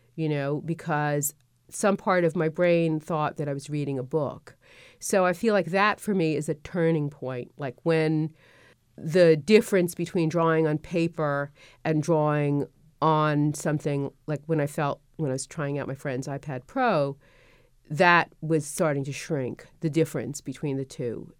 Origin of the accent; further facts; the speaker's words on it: New York City, New York, United States; moved away; I grew up in Brooklyn